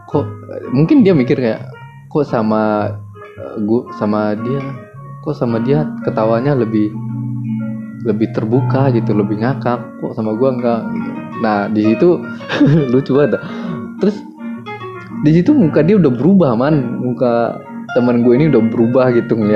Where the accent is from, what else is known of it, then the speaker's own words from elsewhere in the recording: Lubuk Alung, West Sumatra, Indonesia; now in Bekasi, Indonesia; kalau gue ke ke kampung gue nih di Lubuk Alung di Sumatera Barat gue punya temen di situ